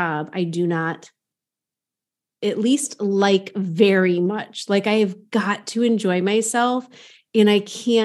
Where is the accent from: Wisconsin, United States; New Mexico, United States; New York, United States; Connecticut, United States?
Connecticut, United States; near Hartford; growing up near Hartford, the insurance capital of the world